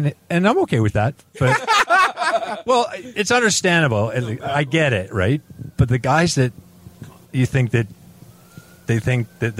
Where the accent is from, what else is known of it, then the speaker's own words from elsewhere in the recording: Vancouver, British Columbia, Canada; moved away as an adult; also born or lived in England; you're growing up in Vancouver